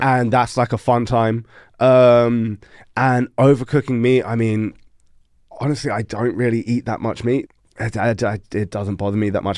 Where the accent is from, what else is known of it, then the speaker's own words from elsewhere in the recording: London, United Kingdom; moved away as an adult; also born or lived in Netherlands; now in Denmark; I'm from London